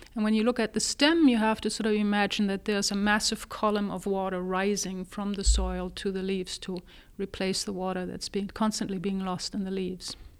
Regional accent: Germany; moved away as an adult; also born or lived in Texas, United States; now in United States; I was born in Germany originally. I got my first degree there, and then at the age of twenty-four, actually came to the United States.

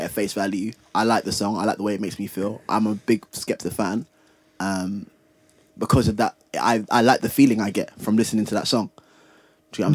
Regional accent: London, United Kingdom; I grew up in East London where grime was created, and it reminds me of my childhood

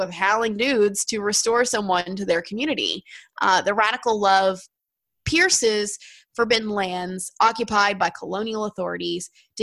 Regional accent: United States; as an American

